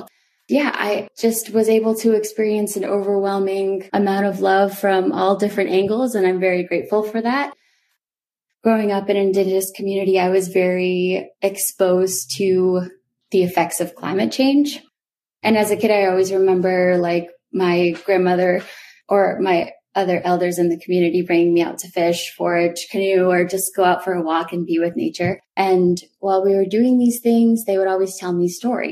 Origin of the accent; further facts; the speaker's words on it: Old Town, Maine, United States; I did grow up on the Penobscot Nation, or otherwise known as Indian Island, which is a small island located in Old Town, Maine